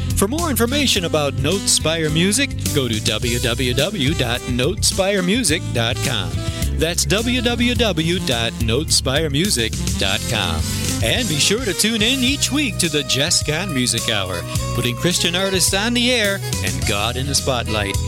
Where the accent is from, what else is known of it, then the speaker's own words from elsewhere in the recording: Granville, New York, United States; I grew up in Granville, New York